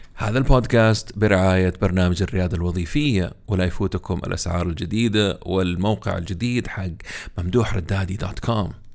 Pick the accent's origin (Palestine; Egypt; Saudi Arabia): Saudi Arabia; عندنا هنا في السعودية